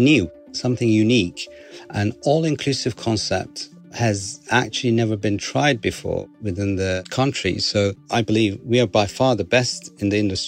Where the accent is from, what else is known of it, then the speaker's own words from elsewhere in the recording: Istanbul, Turkey; moved away as an adult; now in Dubai, United Arab Emirates; I was born in Istanbul, Turkey, had spent my childhood traveling in the country with my family for years